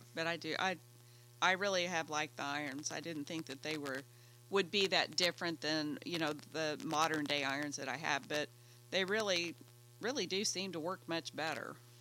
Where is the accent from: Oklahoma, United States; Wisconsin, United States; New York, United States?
Oklahoma, United States; I'm from Oklahoma